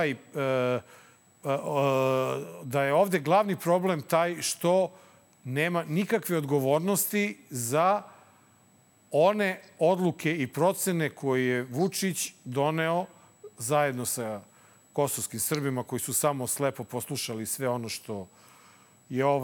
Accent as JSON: {"language": "Croatian", "country": "Serbia"}